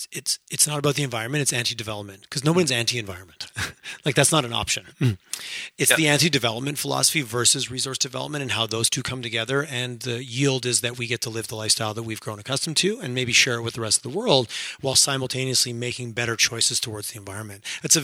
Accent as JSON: {"language": "English", "town": "Montreal", "region": "Quebec", "country": "Canada", "tie": "born or raised there", "said": "I grew up"}